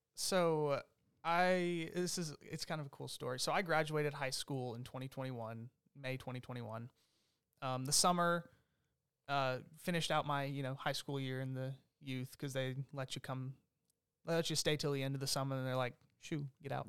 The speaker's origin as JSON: {"language": "English", "town": "Longview", "region": "Texas", "country": "United States", "tie": "born or raised there", "also_born_or_lived": "Omaha, Nebraska / Topeka, Kansas", "said": "I grew up here in, in Longview, Texas"}